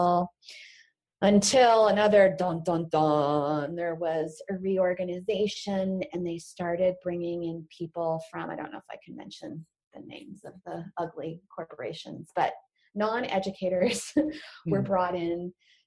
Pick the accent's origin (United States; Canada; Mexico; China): United States; Houston, Texas; also born or lived in New York; we moved to Texas around that time